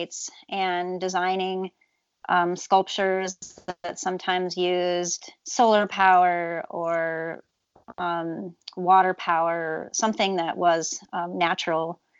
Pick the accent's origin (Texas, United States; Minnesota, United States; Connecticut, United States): Minnesota, United States; Twin Cities area; I come from the Twin Cities area, although rural area around the Twin Cities.